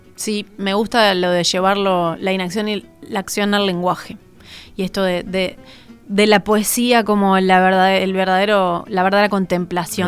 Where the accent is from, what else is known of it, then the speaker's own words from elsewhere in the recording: Uruguay; los uruguayos tenemos